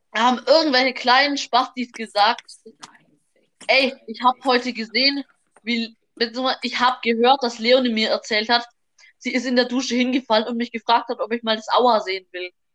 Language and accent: German; Germany; wir sind Deutsche